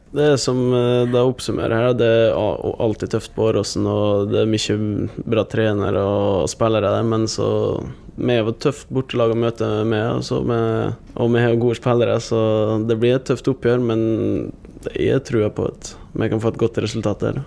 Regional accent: Gossen, Møre og Romsdal, Norway; moved away as an adult; now in Molde, Norway; hjemme på Gossen

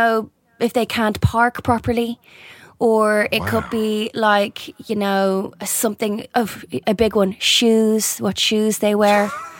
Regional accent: Dublin, Leinster, Ireland; moved away; When we were growing up in Dublin

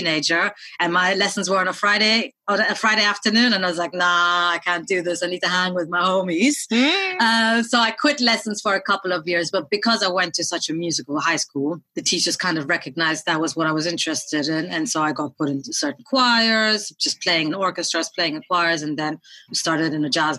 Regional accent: Berlin, Germany; moved away as an adult; also born or lived in India; now in London, United Kingdom; I was born in Berlin. My parents are South Indian. I lived in India for a couple of years when I was 5 years old. Then I moved back to Berlin and went to an American school in Berlin

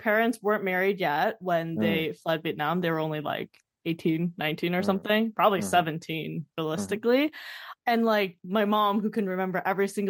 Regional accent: Canada; I'm growing up in Canada

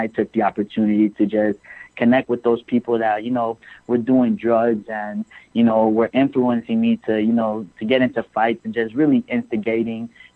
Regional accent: Miami, Florida, United States; I'm originally from Miami, and I'd say after transitioning to middle school from elementary school is really when I started declining academically, you know, just being easily influenced, roaming the streets of Miami

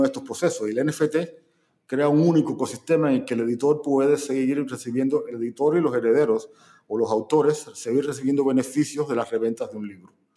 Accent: Cuba

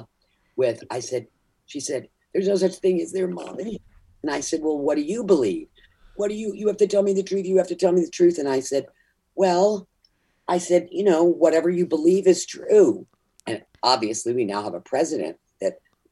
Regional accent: the South, United States; I grew up in the South

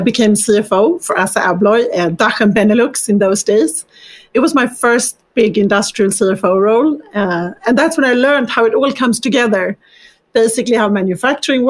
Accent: Stockholm, Stockholm County, Sweden; moved away; My journey started in Sweden. I grew up in Stockholm

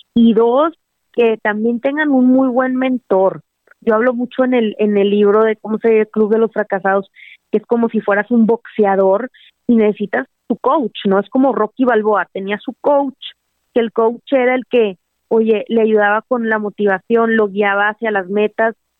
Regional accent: Monterrey, Nuevo León, Mexico; yo soy de Monterrey

